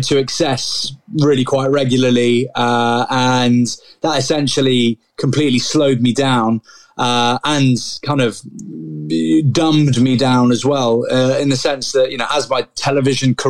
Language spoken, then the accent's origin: English; Grantham, East Midlands, United Kingdom; I was born in Grantham